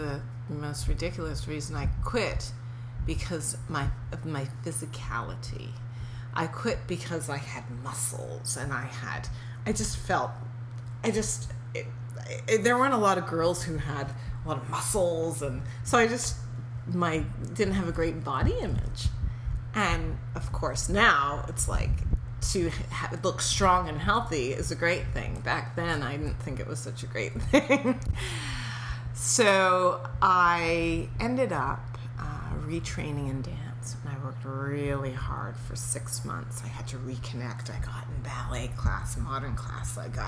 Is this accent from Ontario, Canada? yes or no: yes; Toronto, Ontario, Canada; moved away; also born or lived in New York; I grew up in a predominantly Jewish neighborhood, so in Toronto.